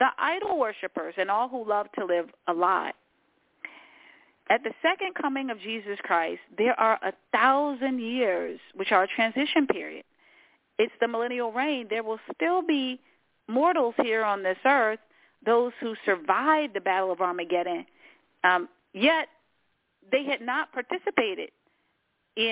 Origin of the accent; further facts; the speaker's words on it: Washington, District of Columbia, United States; I was born in Washington, D.C.